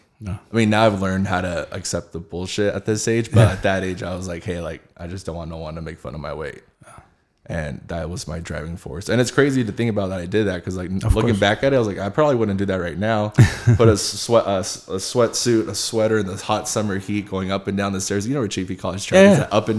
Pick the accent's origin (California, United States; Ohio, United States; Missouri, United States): California, United States; Rancho Cucamonga; I grew up right here in Rancho Cucamonga